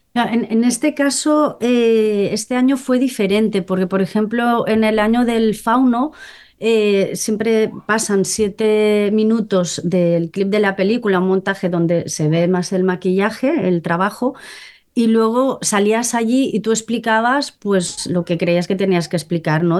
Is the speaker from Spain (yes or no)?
yes; Molins de Rei, Catalonia, Spain; yo soy de, de Molins de Rey, ¿no? De un pueblo cerca de Barcelona